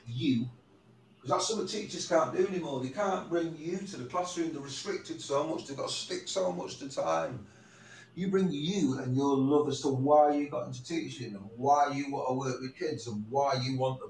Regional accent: Manchester, North West England, United Kingdom; born or raised there

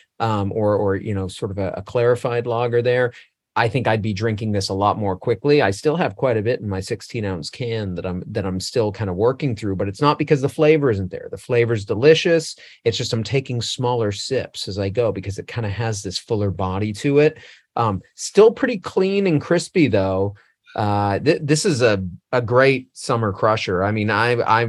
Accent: Westbrook, Maine, United States; Westbrook, Maine, my hometown

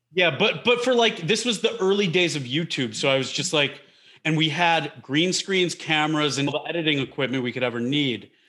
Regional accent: Detroit, Michigan, United States; I grew up in Detroit, in the Detroit area

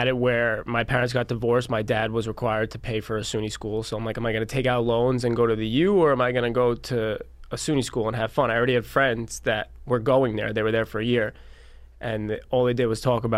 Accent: Mount Sinai, New York, United States; moved away as an adult; also born or lived in Albany, New York; now in Huntington, United States; I'm originally from Mount Sinai, out east a little bit, next to Port Jeff. I've been in Huntington for 7 years

